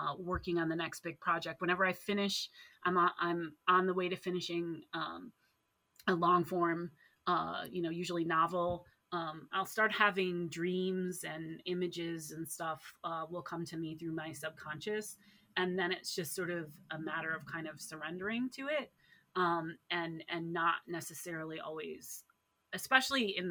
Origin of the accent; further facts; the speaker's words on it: Ann Arbor, Michigan, United States; now in Minnesota, United States; I grew up in Ann Arbor, Michigan